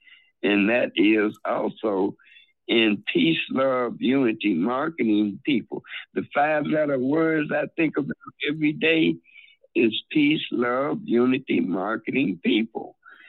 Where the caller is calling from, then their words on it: Chicago, Illinois, United States; from Chicago.